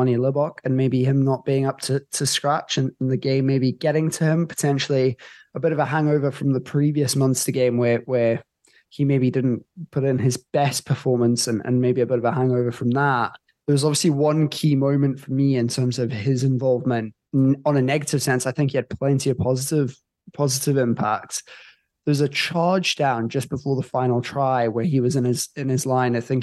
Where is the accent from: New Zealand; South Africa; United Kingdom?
South Africa; as South African fans